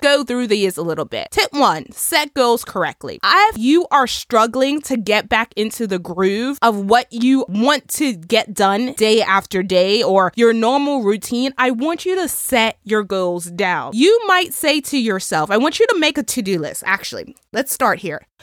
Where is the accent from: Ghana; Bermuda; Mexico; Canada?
Bermuda; my home country in Bermuda